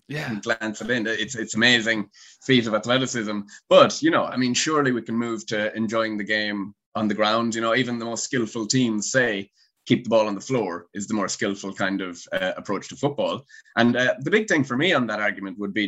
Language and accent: English; Galway, Connacht, Ireland; moved away as an adult; also born or lived in England; I'm from Galway. So the complete other side, over near America, the West Coast